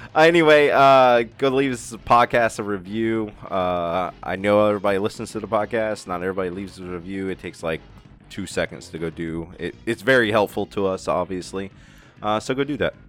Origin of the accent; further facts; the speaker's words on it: United States; I'm not English. I'm American